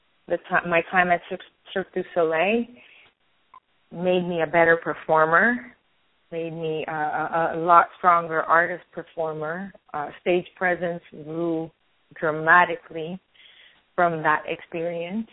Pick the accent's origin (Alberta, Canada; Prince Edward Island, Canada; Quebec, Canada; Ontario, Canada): Quebec, Canada; Montreal; also born or lived in Florida; now in Los Angeles, United States; Originally born and raised in Montreal. I lived in Florida for a long while, and now we've been living in L.A. for 7 years